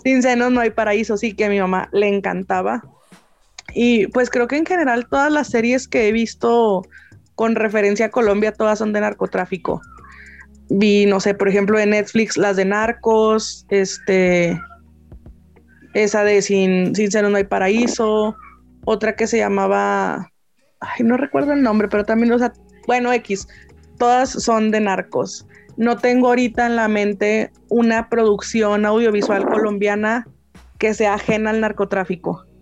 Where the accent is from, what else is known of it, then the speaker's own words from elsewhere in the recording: Mexico; yo soy de México